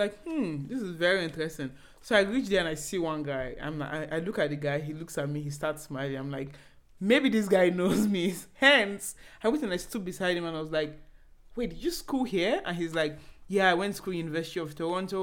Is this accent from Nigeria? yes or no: yes; Enugu State, Nigeria; now in Abuja, Nigeria; we don't have house in Lagos. We live in Abuja. And I'm personally from Enugu State